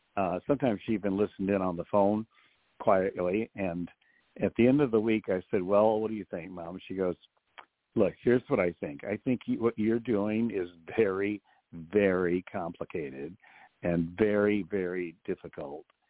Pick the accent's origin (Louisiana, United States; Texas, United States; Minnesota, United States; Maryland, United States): Louisiana, United States; Eunice; Eunice, my hometown. And uh, now Eunice is no longer the little town of 5,000 it was when I was born